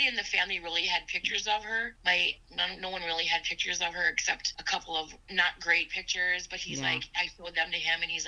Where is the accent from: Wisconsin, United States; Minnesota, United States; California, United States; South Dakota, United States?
Wisconsin, United States; Sauk Prairie; I grew up in Sauk Prairie